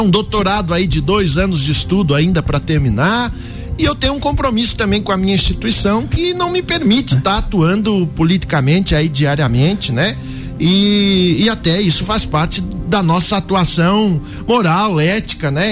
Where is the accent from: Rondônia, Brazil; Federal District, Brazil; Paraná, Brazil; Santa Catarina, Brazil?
Santa Catarina, Brazil; São Joaquim; also born or lived in Lages; Sou natural de São Joaquim